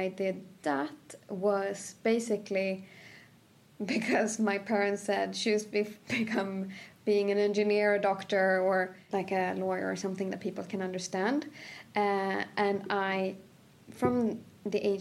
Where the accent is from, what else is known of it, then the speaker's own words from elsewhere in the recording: a village outside of Sandviken, Gävleborg County, Sweden; also born or lived in Cairo, Egypt; I was born and raised in a village outside of Sandviken, which is 2 hours